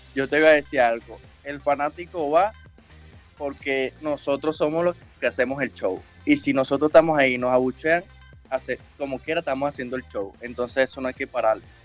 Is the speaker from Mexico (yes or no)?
no; El Roble, Carabobo, Venezuela; moved away; also born or lived in Naguanagua, Carabobo, Venezuela; yo nací en Naguanagua, pero me crié en el Roble. Es como, como un barrio en Osguayo.